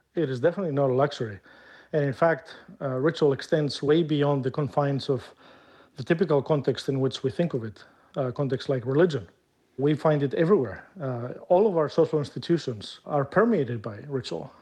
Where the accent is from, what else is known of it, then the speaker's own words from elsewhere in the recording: Greece; moved away as an adult; my home country, which is Greece